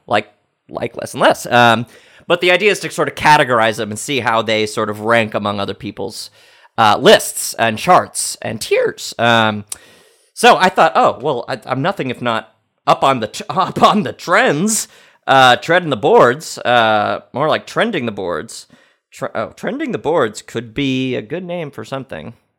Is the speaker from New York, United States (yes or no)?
yes; New York, United States; I am from New York.